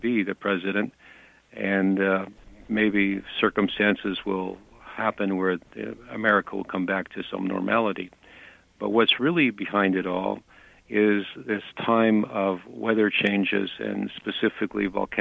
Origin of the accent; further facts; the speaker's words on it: Canada; I'm a Canadian